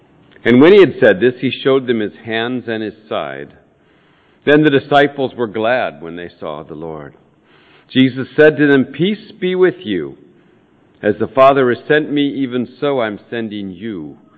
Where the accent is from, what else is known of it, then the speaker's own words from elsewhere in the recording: San Francisco, California, United States; moved away as an adult; also born or lived in Comoro Islands / Africa; now in Bristol, United Kingdom; a West Country accent, but it's a lot further west, near that westernmost outpost of Irish civilization called San Francisco. That's where we're from. So, I don't think my accent is difficult to understand in any event.